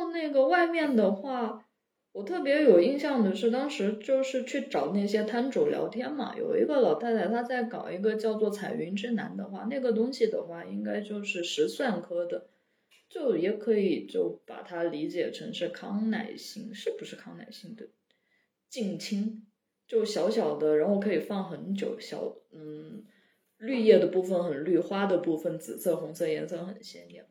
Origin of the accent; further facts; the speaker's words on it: Kunming, Yunnan, China; 我小时候是在斗南旁边，我在成贡长大的